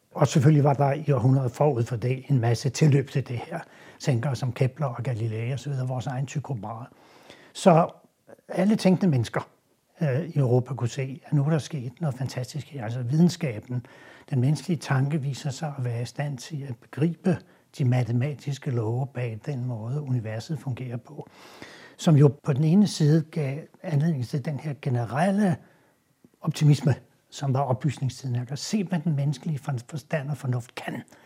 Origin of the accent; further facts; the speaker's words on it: Denmark; vi er jo stolte som danskere